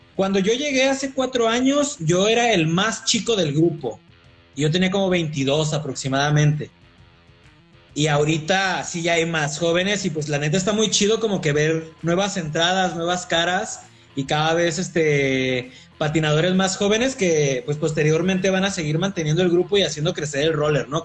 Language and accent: Spanish; Coahuila, Mexico; moved away as an adult; now in Querétaro, Mexico; soy de Coahuila